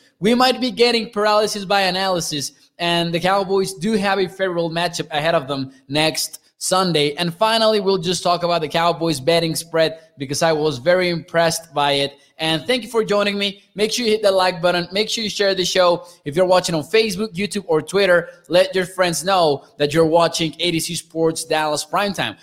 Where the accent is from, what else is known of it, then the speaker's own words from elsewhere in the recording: Mexico; I'm from Mexico